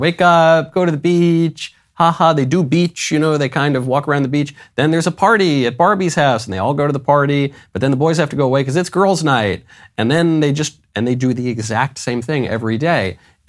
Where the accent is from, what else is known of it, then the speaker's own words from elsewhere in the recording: New York, United States; also born or lived in Los Angeles; I grew up in New York. I grew up in LA.